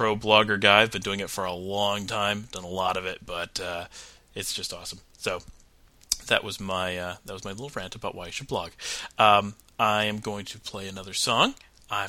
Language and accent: English; Rochester, New York, United States; I live in, I'm from the Rochester area.